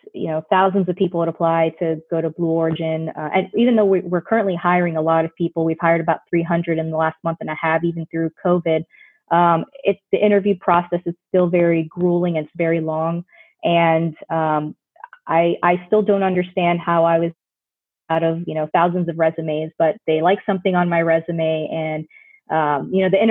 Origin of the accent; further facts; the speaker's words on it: Orlando, Florida, United States; I grew up in Orlando, Florida